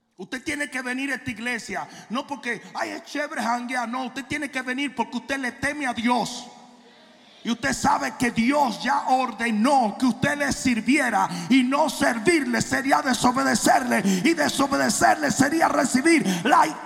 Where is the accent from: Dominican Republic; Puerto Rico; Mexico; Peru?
Dominican Republic; Santo Domingo; now in United States; en Santo Domingo uno vivía como un murciélago. Porque los papás vivían apagando. Yo llegué a los Estados Unidos